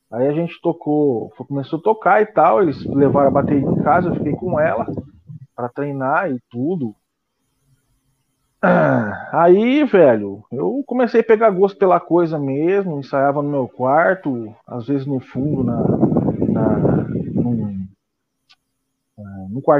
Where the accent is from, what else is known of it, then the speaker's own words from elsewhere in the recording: Penápolis, São Paulo, Brazil; also born or lived in São José do Rio Preto; eu sou da cidade de Penápolis, né? Eu nasci em São José do Rio Preto, que é interior de São Paulo, e com três anos eu fui para Penápolis.